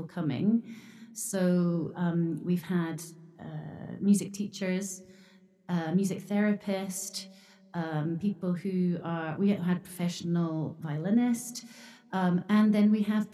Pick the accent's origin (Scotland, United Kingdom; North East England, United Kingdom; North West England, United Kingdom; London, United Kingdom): Scotland, United Kingdom; moved away as an adult; now in Japan; I grew up in Scotland